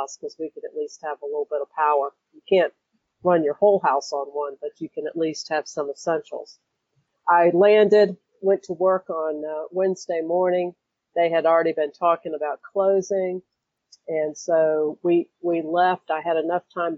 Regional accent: North Carolina, United States; I'm from North Carolina, and I've been through a lot of hurricanes

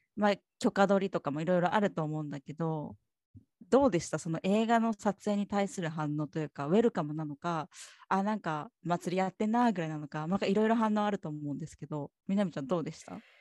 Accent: Kumamoto, Japan; 九州、私も九州熊本です。

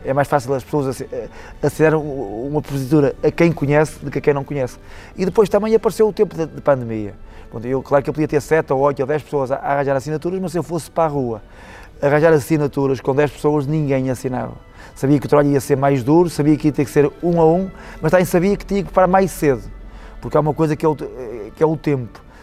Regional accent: Portugal

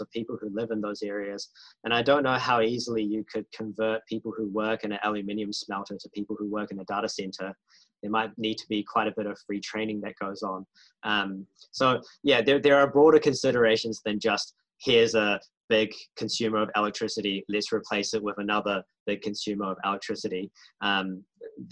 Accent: New Zealand

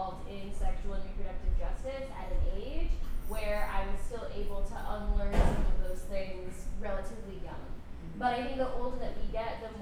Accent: Texas, United States; I was growing up in Texas

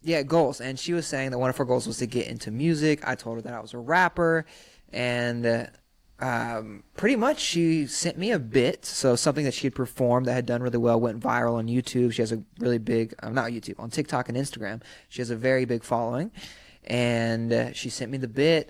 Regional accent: Sumter, South Carolina, United States; now in Los Angeles, United States; I'm from Sumter, South Carolina.

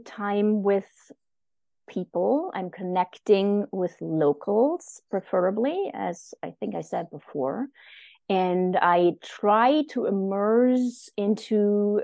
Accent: East Germany, Germany; moved away as an adult; also born or lived in Japan; I grew up in the German Democratic Republic in East Germany

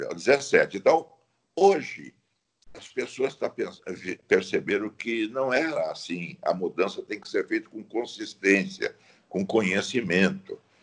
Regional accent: Laguna, Santa Catarina, Brazil; moved away; also born or lived in Tubarão / Criciúma; eu sou nascido em Laguna. Era casado em Tubarão. Fiz a minha carreira profissional em Criciúma

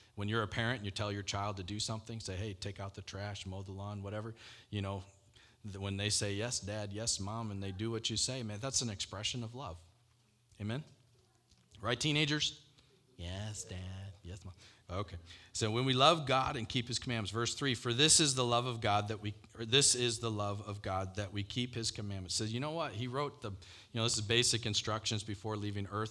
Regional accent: Michigan, United States; moved away as an adult; also born or lived in Denver, Colorado / Brazil; I grew up in Michigan

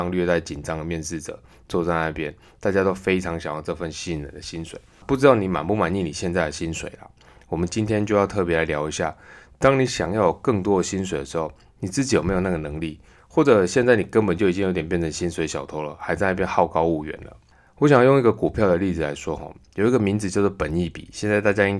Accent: Taiwan; 那何时会轮到我们台湾人打？

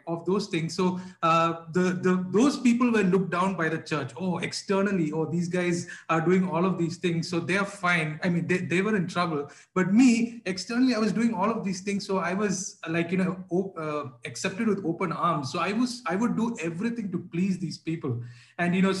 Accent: Bahrain; When I was growing up in Bahrain

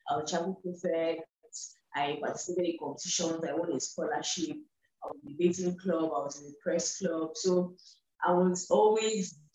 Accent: eastern Nigeria, Anambra, Nigeria; I was born in the West, grew up in the East, still in the East, eastern part of Nigeria, and have little affiliation with the North

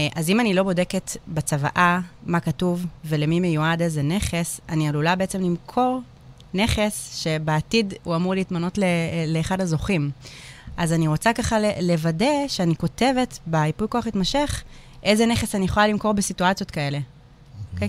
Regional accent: Hadera, Haifa District, Israel; נולדתי וגדלתי בחדרה, וגם היום אני בחדרה

